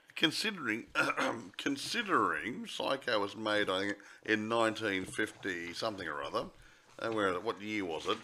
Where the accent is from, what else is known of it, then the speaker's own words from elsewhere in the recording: Australia; I'm an Australian